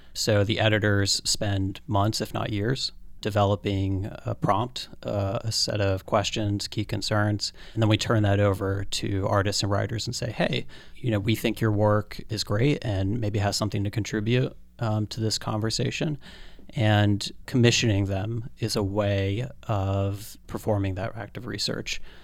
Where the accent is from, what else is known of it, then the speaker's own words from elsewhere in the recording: the Poconos, Northeast Pennsylvania, United States; now in New York, United States; I grew up in Northeast Pennsylvania, in the Poconos